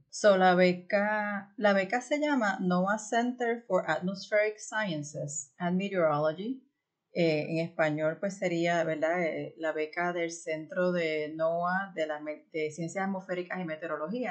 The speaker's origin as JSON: {"language": "Spanish", "country": "Puerto Rico", "tie": "born or raised there", "moved": "as an adult", "lives_now": "United States", "said": "yo crecí en Puerto Rico"}